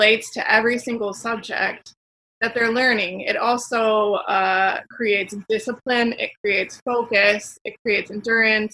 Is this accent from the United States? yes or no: yes; Stockton, California, United States; I grew up in Stockton near Sacramento